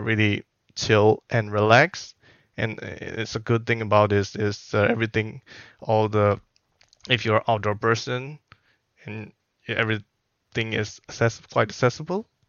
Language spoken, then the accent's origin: English; Myanmar; moved away as an adult; also born or lived in Singapore; now in Wellington, New Zealand; I am originally from Myanmar, so that is one of the Southeast Asian country.